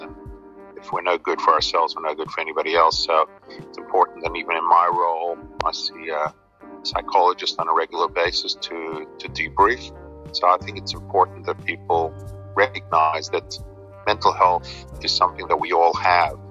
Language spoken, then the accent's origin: English; New York City, New York, United States; now in Sydney, Australia; I grew up in Brooklyn, in New York